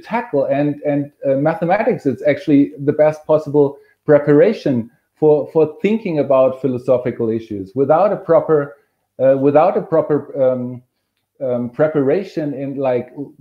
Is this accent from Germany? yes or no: yes; Germany; moved away; I'm originally from Germany